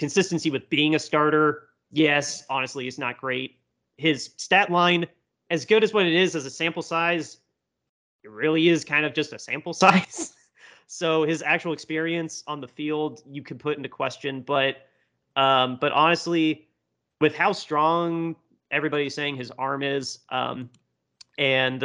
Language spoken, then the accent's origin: English; Indiana, United States; I'm from Indiana